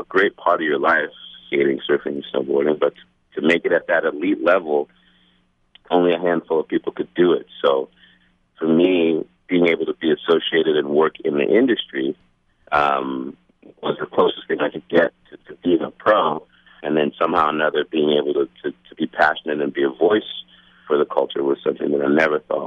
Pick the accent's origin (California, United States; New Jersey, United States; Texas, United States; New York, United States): New York, United States; New York City; also born or lived in Manhattan, New York / New England; I grew up in Staten Island.